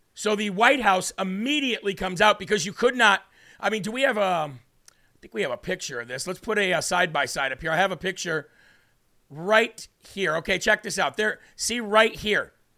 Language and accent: English; Illinois, United States; Illinois in the building. That is my home state